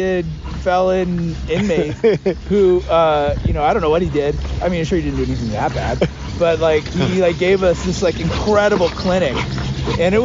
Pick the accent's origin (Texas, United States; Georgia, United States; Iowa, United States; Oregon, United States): Oregon, United States; McMinnville; moved away as an adult; also born or lived in Corvallis, Oregon; now in Coeur d'Alene, United States; And so we moved all over the country growing up. I was worse than an army brat. I lived all over the place. But he got high enough in his career that... he didn't have to move anymore. And so we settled in McMinnville, Oregon, which is kind of wine country in the Willamette Valley. And that's where I stayed. I went to middle school and high school there.